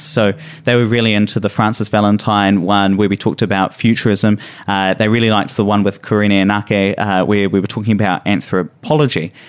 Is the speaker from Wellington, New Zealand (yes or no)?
no; Hawera, Taranaki, New Zealand; moved away; I went back down to my hometown, uh, in Taranaki. So Taranaki is a region in New Zealand